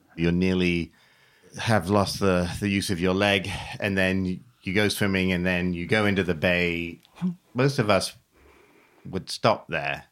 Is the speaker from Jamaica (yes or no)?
no; England, United Kingdom; I grew up in England, never having learned how to swim